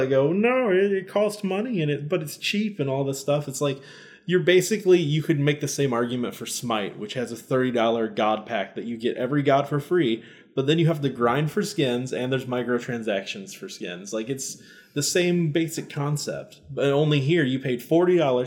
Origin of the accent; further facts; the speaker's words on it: United States; I'm American.